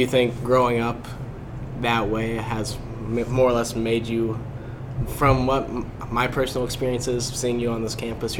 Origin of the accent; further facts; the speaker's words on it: Carbondale, Illinois, United States; where I'm from in Carbondale